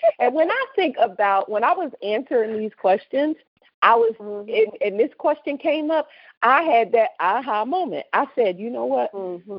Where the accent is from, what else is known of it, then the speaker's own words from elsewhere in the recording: Camden, New Jersey, United States; What city and state is your hometown? Well, you know what it is. We're both from Camden, New Jersey.